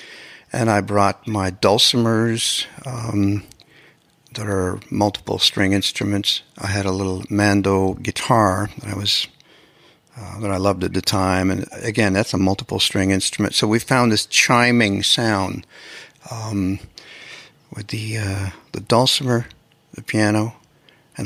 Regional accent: Canada; now in Los Angeles, United States; as a Canadian

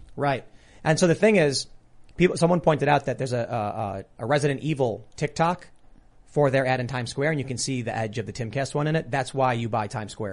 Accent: United States; as an American

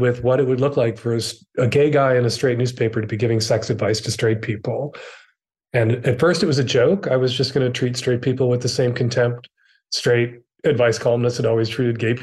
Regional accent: Chicago, Illinois, United States; I am from Chicago, Illinois. I'm the third of four children. My dad was a Catholic deacon and a Chicago cop. I grew up in a very multi-generational household

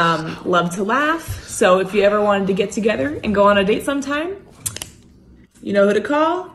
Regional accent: San Antonio, Texas, United States; I am 27. I'm from San Antonio, Texas.

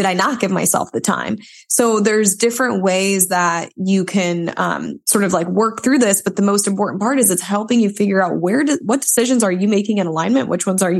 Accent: suburb of Toledo, Michigan side, United States; moved away as an adult; also born or lived in Columbus, Ohio; now in Orange County, United States; I'm from the Midwest. I'm from Toledo, Ohio. From a suburb outside of it in Michigan

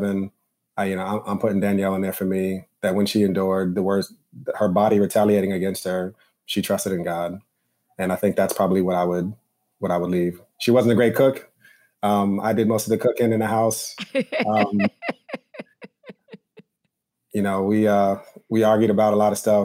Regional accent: Westchester, New York, United States; now in Harlem, New York, United States; I grew up in Westchester, so about 25 minutes outside

